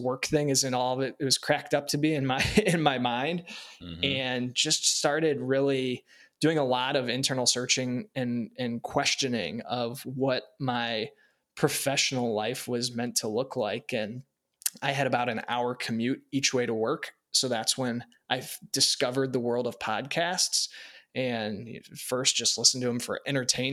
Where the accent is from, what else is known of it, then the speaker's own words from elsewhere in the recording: Warren, Ohio, United States; I grew up in Northeast Ohio in Warren outside of Youngstown